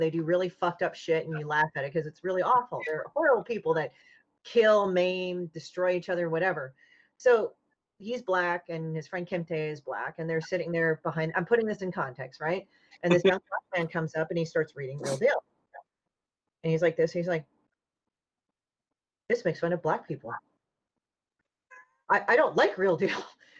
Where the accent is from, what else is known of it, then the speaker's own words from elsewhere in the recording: Chicago, Illinois, United States; I'm technically from Chicago